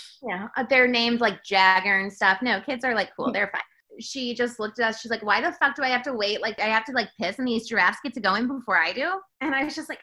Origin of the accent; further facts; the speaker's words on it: Florida, United States; moved away; I am from Florida